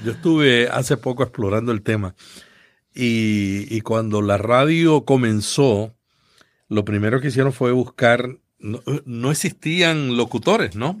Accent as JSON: {"language": "Spanish", "town": "Santa Isabel", "country": "Puerto Rico", "tie": "born or raised there", "said": "yo nací en un pueblo del sur de Puerto Rico que se llama Santa Isabel, una familia muy pobre y que desde pequeño estuve interesado en la locución"}